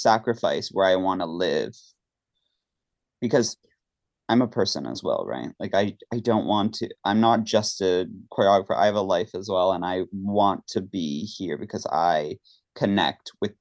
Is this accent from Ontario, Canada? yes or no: yes; Mississauga, Ontario, Canada; moved away as an adult; also born or lived in Toronto / New York City; now in London, United Kingdom; I grew up in Toronto. Actually, a small city outside Toronto, Mississauga, but I was in Toronto all the time